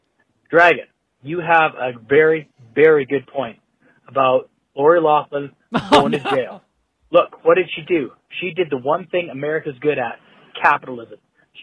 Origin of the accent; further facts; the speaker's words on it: Canada; I'm a Canadian. I'm stuck in fucking socialist fucking Canada